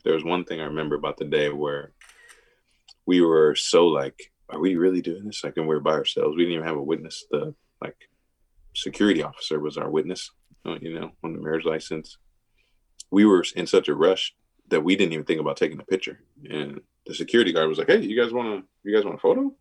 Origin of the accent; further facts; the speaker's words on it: Milwaukee, Wisconsin, United States; I, grew up in like I said the private schools in Milwaukee